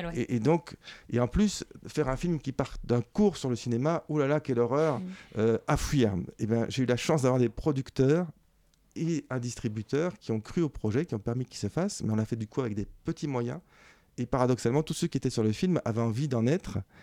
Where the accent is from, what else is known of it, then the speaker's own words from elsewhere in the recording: Belgium; je suis belge et que on était ensemble en Belgique quand on était enfant